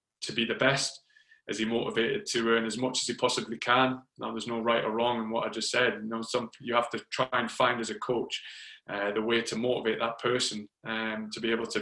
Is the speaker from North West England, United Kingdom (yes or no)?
no; Newcastle upon Tyne, North East England, United Kingdom; moved away as an adult; also born or lived in London / Phoenix, Arizona; I moved from Newcastle to London when I was 24